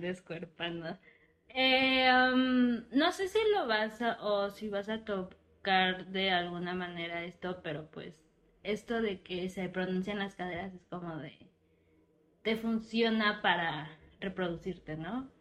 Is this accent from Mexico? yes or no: yes; Oaxaca, Mexico; moved away as an adult; also born or lived in Mexico City; now in Querétaro, Mexico; nací en Oaxaca, viví ahí 18 años, de ahí fui a estudiar diseño gráfico a Ciudad de México y llevo tres años viviendo en Querétaro